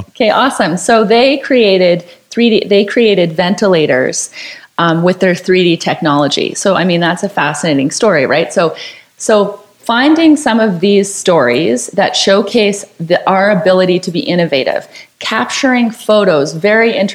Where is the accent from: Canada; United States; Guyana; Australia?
Canada; I mean, especially being Canadian, we're very polite